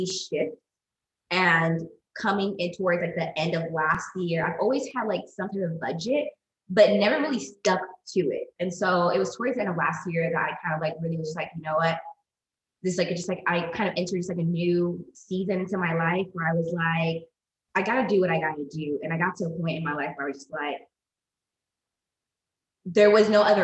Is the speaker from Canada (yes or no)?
no; United States